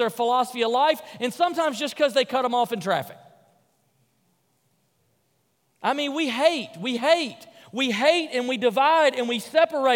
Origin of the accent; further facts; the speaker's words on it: Memphis, Tennessee, United States; I grew up in Memphis, Tennessee, in kind of a lower middle-income part of town.